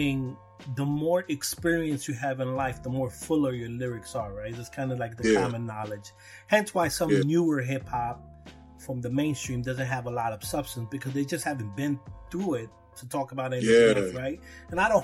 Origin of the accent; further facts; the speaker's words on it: New York City, New York, United States; I'm from Brooklyn. I was here in the birth of hip hop.